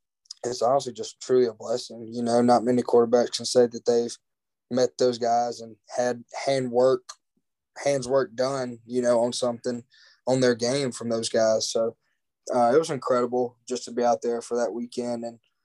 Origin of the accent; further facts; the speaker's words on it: Brandon, Mississippi, United States; also born or lived in Martin, Tennessee; So, I'm from Brandon, Mississippi. If people ask me where I'm from, I say I'm from Brandon, Mississippi. You know, I was born in UT Martin.